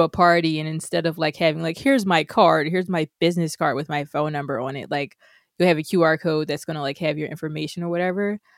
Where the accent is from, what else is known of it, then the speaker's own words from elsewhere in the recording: United States; as an American